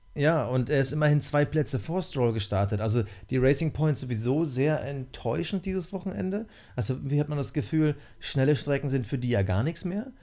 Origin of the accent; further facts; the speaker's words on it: East Germany, Germany; ich bin in der DDR geboren